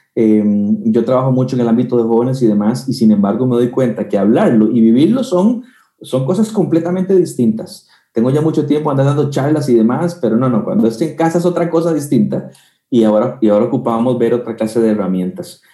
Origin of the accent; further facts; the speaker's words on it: Costa Rica; also born or lived in Guatemala; aunque soy tico y nací en Costa Rica, eh, viví en Guatemala unos tres años y ahí estudié teología